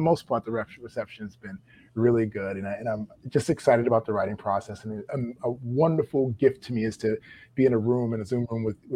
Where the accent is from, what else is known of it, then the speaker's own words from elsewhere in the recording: New York, United States; also born or lived in Maryland; I'm from the East Coast. I'm a New Yorker